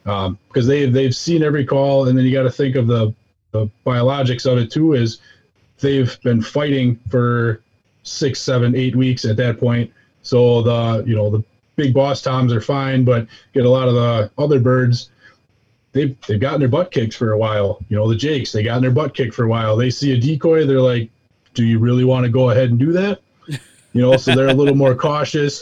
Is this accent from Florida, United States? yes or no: no; southeast Wisconsin, United States; southeast Wisconsin